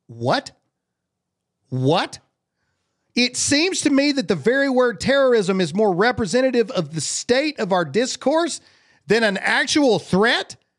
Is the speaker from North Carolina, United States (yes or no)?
no; Mississippi, United States; I'm from Mississippi